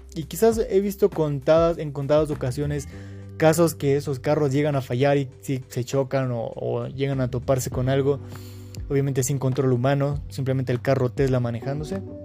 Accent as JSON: {"language": "Spanish", "town": "Quito", "region": "Pichincha", "country": "Ecuador", "said": "soy de Quito, Ecuador"}